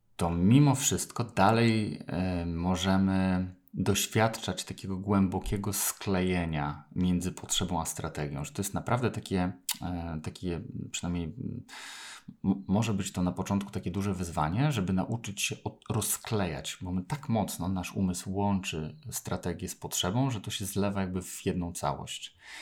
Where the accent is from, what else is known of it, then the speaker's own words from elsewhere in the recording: Poland; urodziłem się w Polsce